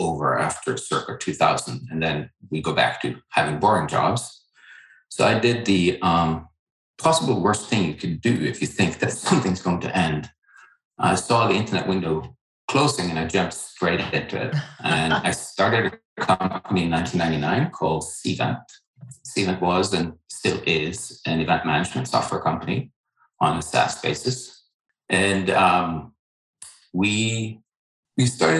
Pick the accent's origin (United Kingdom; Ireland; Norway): Norway; moved away as an adult; also born or lived in Boston; now in United States; I didn't grow up here in this country. I grew up in Norway.